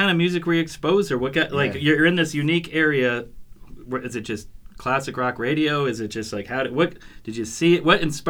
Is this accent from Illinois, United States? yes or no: no; New York, United States; I grew up in New York.